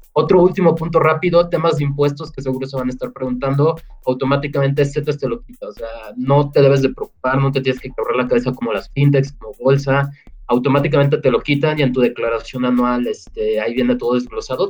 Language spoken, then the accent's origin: Spanish; Mexico; en México tenemos muchos problemas económicos